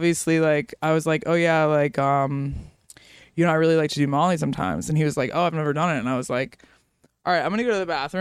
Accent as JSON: {"language": "English", "town": "Miami", "region": "Florida", "country": "United States", "tie": "born or raised there", "also_born_or_lived": "New York", "moved": "yes", "said": "I grew up in Florida, in Miami"}